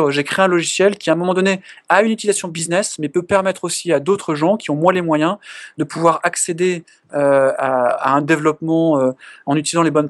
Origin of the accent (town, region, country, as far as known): France